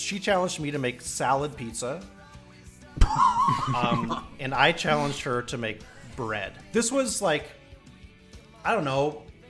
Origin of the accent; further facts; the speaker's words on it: Portland, Oregon, United States; now in Syracuse, United States; Portland, Oregon. Yeah.